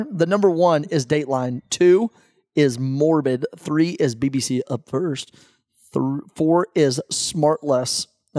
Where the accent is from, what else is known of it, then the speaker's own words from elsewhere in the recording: New York, United States; You didn't lead in with that? I'm from New York. The fourth largest.